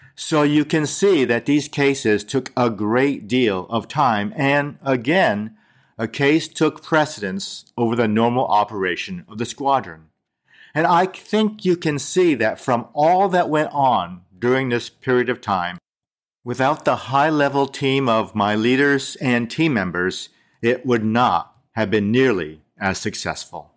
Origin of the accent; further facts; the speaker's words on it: United States; I grew up in America as an Asian American